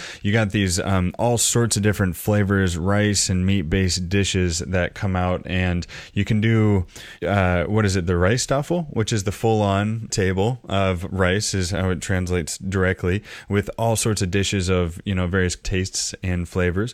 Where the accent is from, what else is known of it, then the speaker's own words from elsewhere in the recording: Edmonds, Washington, United States; so I always say I'm from Seattle, but as you remember, I'm actually living in from Edmonds, you know, just a suburb just 20 minutes away.